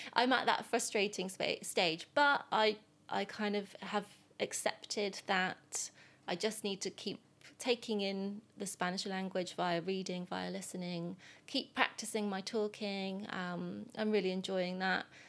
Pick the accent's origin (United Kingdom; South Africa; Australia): United Kingdom; England; first language English; I am an English person